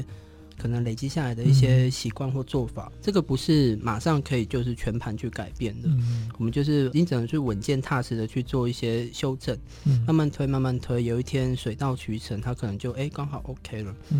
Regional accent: Taiwan; 不管是设计或者是我们所谓身为台湾人这件事情

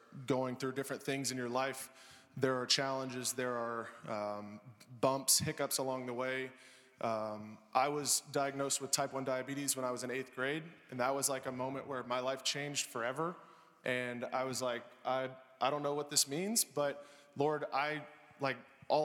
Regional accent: Alpharetta, Georgia, United States; I grew up in Alpharetta, First Baptist Alpharetta

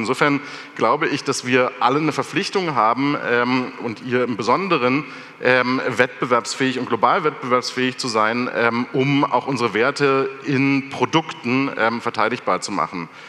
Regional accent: Germany; Wir aber gerade als Deutsche

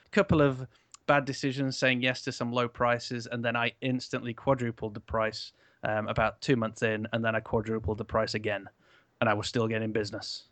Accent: Canada; now in United Kingdom; I'm from Canada originally

